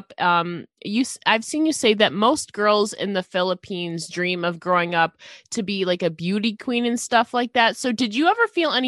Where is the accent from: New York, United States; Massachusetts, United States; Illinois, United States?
New York, United States; Buffalo; I'm from Buffalo, New York